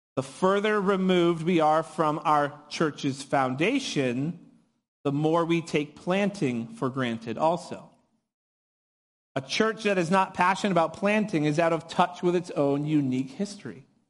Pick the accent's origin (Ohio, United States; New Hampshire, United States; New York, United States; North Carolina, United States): New Hampshire, United States; moved away as an adult; now in California, United States; I was born and raised in New Hampshire